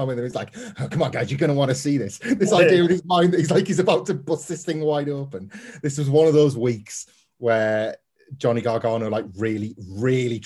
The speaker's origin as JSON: {"language": "English", "region": "West Midlands", "country": "United Kingdom", "tie": "born or raised there", "also_born_or_lived": "North East England", "moved": "as an adult", "said": "I was born in the Midlands"}